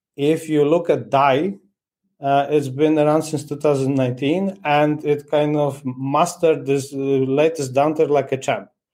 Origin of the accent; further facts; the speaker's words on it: Poland; now in Portugal; I'm originally from from Poland. now I'm, I'm based in in Portugal